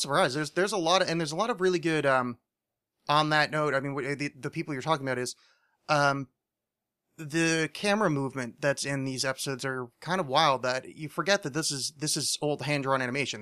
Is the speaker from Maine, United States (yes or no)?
no; New Jersey, United States; I'm from New Jersey